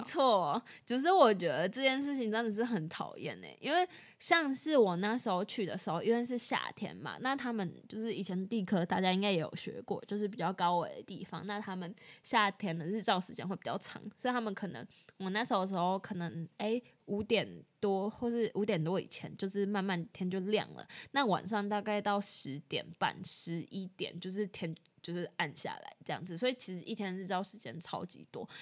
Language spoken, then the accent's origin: Chinese; Taiwan; 我们在台湾长大